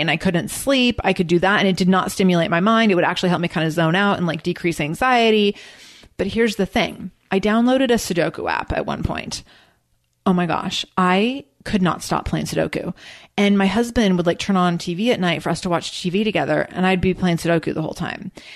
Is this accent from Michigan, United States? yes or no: no; Seattle, Washington, United States; I'm from Seattle.